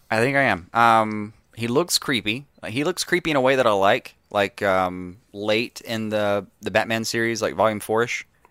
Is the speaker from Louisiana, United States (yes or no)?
no; Alabama, United States; we're from Alabama